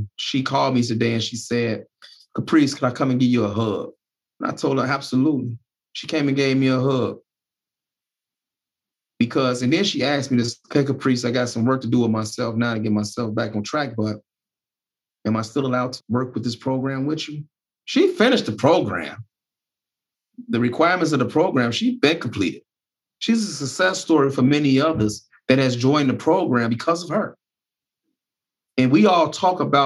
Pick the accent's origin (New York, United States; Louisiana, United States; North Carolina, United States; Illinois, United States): Illinois, United States; Chicago; now in Dubuque, United States; I'm a Dubuquer. I was from Chicago